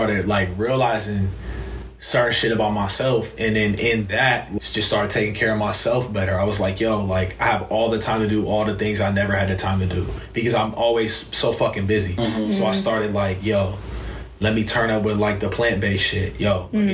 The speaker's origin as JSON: {"language": "English", "town": "Elyria", "region": "Ohio", "country": "United States", "tie": "born or raised there", "moved": "as an adult", "said": "I come from Elyria."}